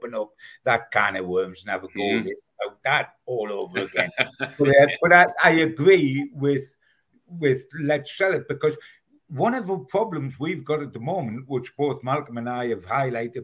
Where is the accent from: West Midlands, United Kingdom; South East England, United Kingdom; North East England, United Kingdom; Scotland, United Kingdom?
North East England, United Kingdom; Newcastle upon Tyne; being a Geordie